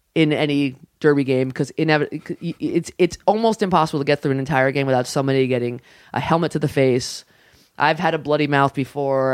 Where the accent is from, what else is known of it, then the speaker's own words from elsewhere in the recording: New York City, New York, United States; also born or lived in Long Island; I grew up in the Bronx, like, all my friends played